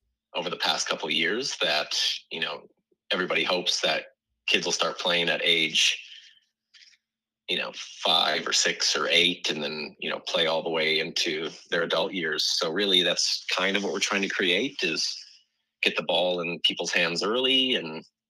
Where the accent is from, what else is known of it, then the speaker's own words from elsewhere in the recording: Wisconsin, United States; moved away as an adult; also born or lived in Connecticut; now in Madison, United States; I'm originally from Wisconsin